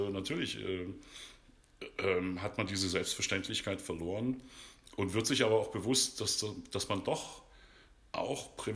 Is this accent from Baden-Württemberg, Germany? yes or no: no; Dresden, Saxony, Germany; accent: Saxon; also born or lived in Berlin / Leipzig; alles, was, was uns Sachsen hier so umgibt